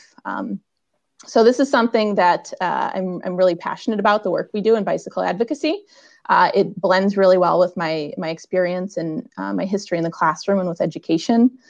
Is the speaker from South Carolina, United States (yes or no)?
no; Wisconsin, United States; moved away as an adult; now in Colorado, United States; I'm originally from Wisconsin